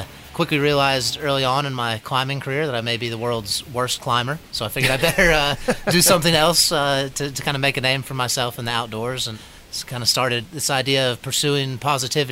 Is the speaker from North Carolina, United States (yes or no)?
yes; Waynesville, North Carolina, United States; I grew up in Waynesville, North Carolina, near Asheville